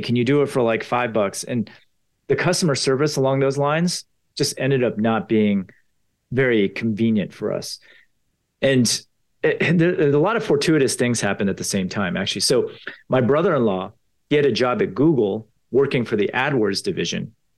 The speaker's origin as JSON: {"language": "English", "town": "Potomac", "region": "Maryland", "country": "United States", "tie": "born or raised there", "said": "I grew up in Potomac, Maryland."}